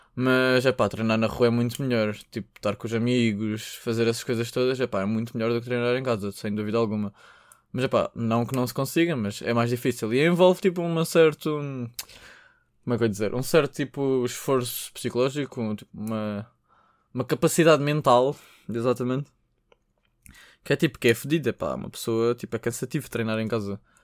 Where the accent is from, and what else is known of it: Portugal